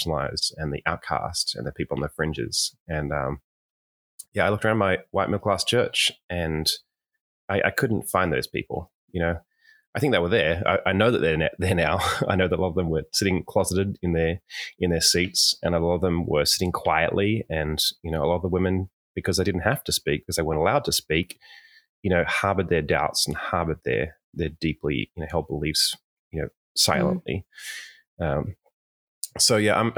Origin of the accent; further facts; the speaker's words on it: Sydney, New South Wales, Australia; I was born in Sydney, Australia